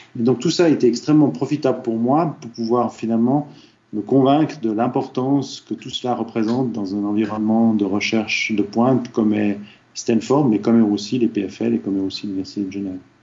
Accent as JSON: {"language": "French", "country": "Switzerland", "also_born_or_lived": "Silicon Valley, United States", "moved": "as an adult", "said": "quelqu'un qui a étudié qu'en Suisse comme moi"}